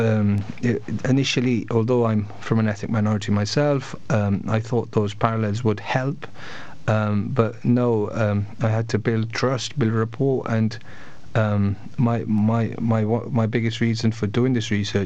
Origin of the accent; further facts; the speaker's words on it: Bradford, Yorkshire and the Humber, United Kingdom; I come from Bradford, originally from Bradford